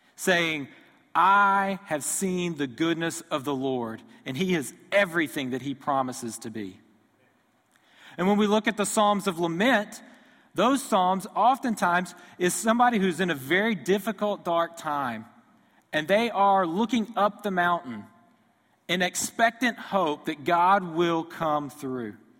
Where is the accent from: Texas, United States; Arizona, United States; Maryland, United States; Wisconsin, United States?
Texas, United States; Houston; moved away; I grew up near Houston, Texas, so I grew up an Astros fan